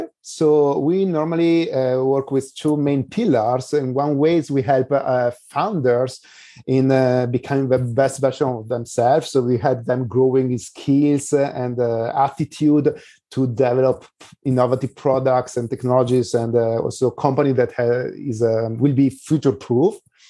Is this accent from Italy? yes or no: yes; Italy; moved away as an adult; now in San Diego, United States; So I'm moving from Italy to San Diego.